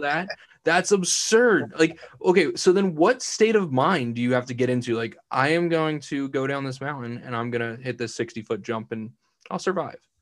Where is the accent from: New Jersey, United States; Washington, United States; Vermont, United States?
New Jersey, United States; Vineland; I'm born and bred in Vineland, New Jersey. Haven't moved my whole life.